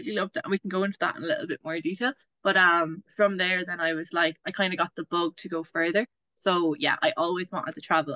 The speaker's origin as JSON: {"language": "English", "town": "Waterford", "region": "Munster", "country": "Ireland", "said": "I'm from Waterford in Ireland."}